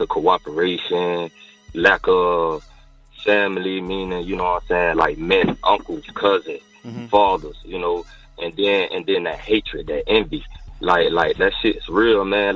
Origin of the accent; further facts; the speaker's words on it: St. Petersburg, Florida, United States; I'm from St. Pete